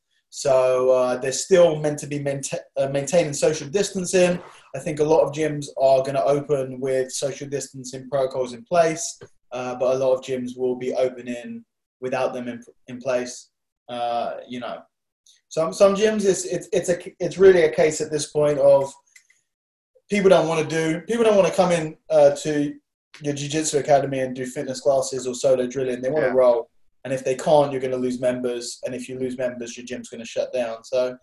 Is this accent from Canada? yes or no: no; London, United Kingdom; Around here, North London.